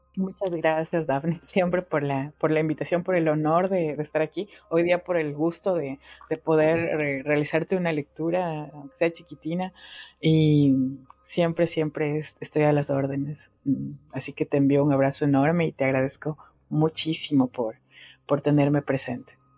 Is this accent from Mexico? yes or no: no; Ecuador; moved away as an adult; now in Argentina; yo salí de Ecuador y estoy ahora en, Argentina